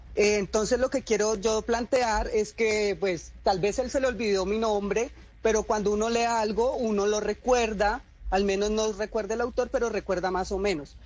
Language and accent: Spanish; Cali, Valle del Cauca, Colombia; yo vengo del distrito de Agua Blanca, yo vengo de un barrio que se llama Manuela Beltrán